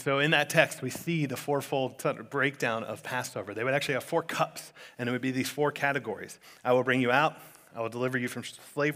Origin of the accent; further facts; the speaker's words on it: South Florida, United States; growing up in South Florida, I've been to like 1,000 bar mitzvahs and bat mitzvahs